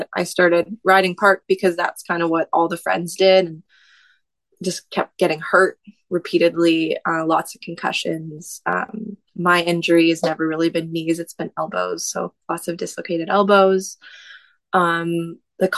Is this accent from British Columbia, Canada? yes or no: yes; Tsawwassen, British Columbia, Canada; I grew up in Tawasin. That's just outside of Vancouver, where you take the ferry to go to the island